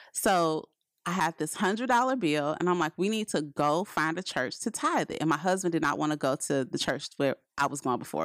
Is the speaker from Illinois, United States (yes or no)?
yes; Chicago, Illinois, United States; we're from Chicago